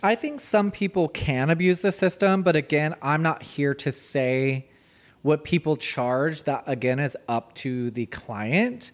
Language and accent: English; Marietta, Georgia, United States; I grew up in Marietta.